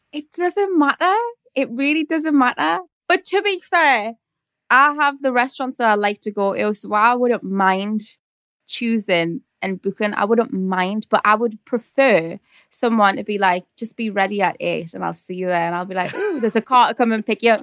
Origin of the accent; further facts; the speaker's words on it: Newcastle upon Tyne, North East England, United Kingdom; accent: Geordie; my Geordie accent is, like, intense.